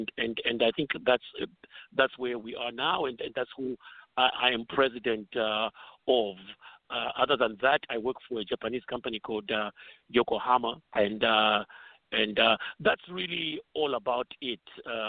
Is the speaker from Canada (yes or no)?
no; Zambia; now in Atlanta, United States; I came from Zambia and straight to Atlanta in 2006, and since then I've been an Atlanta resident.